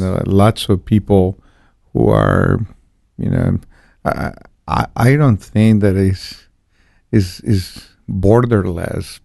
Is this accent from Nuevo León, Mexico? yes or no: no; Guadalajara, Jalisco, Mexico; moved away as an adult; also born or lived in Cancun; I was born and raised in Guadalajara